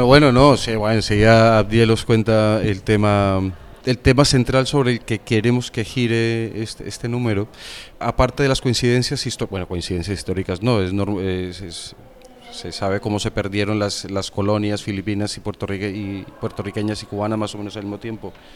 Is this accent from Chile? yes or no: no; Medellín, Antioquia, Colombia; now in Spain; yo soy de Medellín